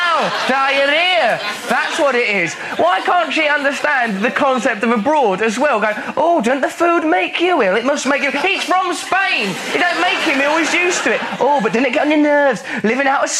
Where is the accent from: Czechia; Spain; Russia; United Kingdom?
United Kingdom; England; it makes you very proud to be English